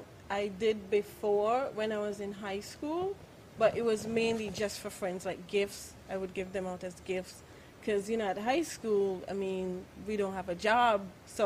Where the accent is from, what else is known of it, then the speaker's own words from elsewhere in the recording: St. Kitts & Nevis; also born or lived in Anguilla; I was born in Rainbow City. That's Anguilla. Yeah. And I was raised in St. Kitts.